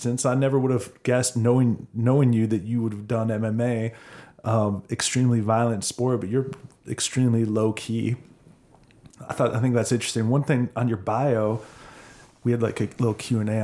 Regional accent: Minnesota, United States; moved away as an adult; also born or lived in California; now in Austin, United States; I grew up in Minnesota

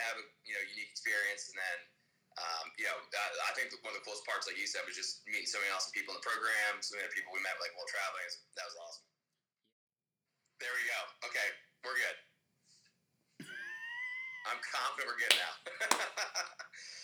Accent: Northern Virginia, United States; also born or lived in Pennsylvania; from Northern Virginia, just outside of D.C. Grew up there

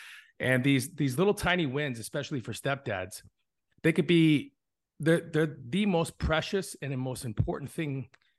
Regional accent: Hinesville, Georgia, United States; born there; also born or lived in Europe / California / Arizona; I'm an Army brat. I was born in Hinesfield, Georgia. I lived in Europe. I lived in California, and I settled in Bisbee, Arizona, which is a really small town in the middle of Arizona next to the border.

